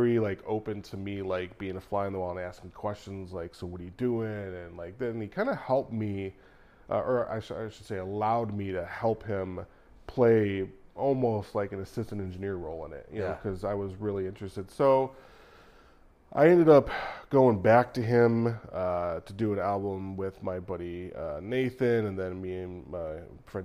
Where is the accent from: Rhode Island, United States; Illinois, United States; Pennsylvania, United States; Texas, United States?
Illinois, United States; Naperville; also born or lived in Florida; growing up in, you know, in Naperville